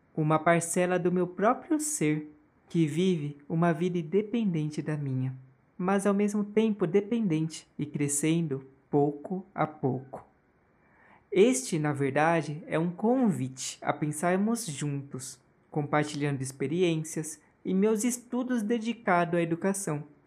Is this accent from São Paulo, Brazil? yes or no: yes; Osasco, São Paulo, Brazil; já eu nasci em 1990, em Osasco, São Paulo. Eu nasci em hospital, cresci perto dos meus avós